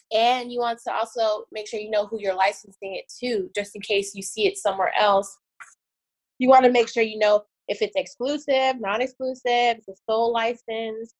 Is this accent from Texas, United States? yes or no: no; Miami, Florida, United States; also born or lived in Tallahassee; I moved back to my hometown of Miami.